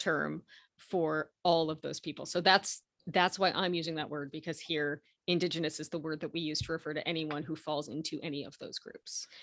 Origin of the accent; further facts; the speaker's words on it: Canada; I was born in Canada, my parents were born in Canada, their parents were born in Canada